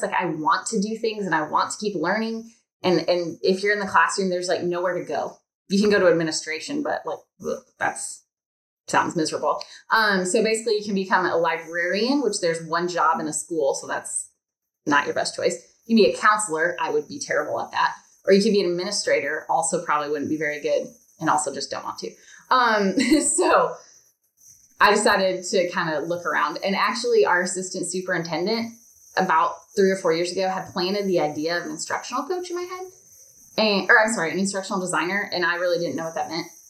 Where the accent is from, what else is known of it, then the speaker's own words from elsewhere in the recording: Michigan, United States; moved away as an adult; also born or lived in Indiana; now in Alabama, United States; I'm from Michigan, and then we moved to Alabama.